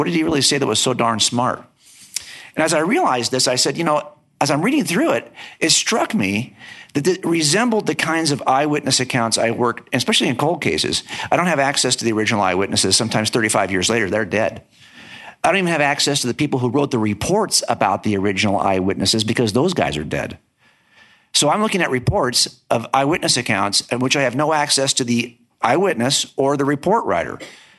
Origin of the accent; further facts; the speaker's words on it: Los Angeles County, Southern California, United States; I was raised in Southern California, and in Los Angeles County, it is so dense from a population perspective that you could live your entire life there and really not come in contact with Christians.